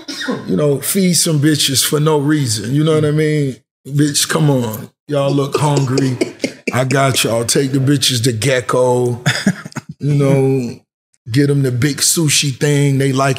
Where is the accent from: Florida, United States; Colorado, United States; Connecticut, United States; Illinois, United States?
Florida, United States; Miami; Growing up in Miami, the club shit is what we really growed up in.